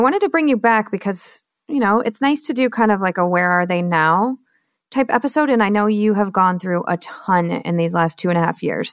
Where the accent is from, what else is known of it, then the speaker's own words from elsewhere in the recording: Michigan, United States; moved away; also born or lived in Austin, Texas; I'm born and raised in Michigan